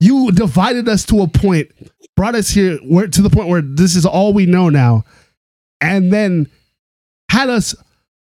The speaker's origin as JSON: {"language": "English", "country": "Canada", "said": "as a Canadian"}